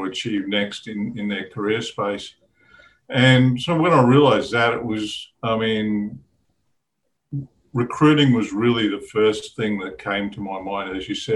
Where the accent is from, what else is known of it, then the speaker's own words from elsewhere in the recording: Brisbane, Queensland, Australia; moved away as an adult; also born or lived in Leiden, Netherlands / Brussels, Belgium / Zurich, Switzerland / New York, United States; Born and bred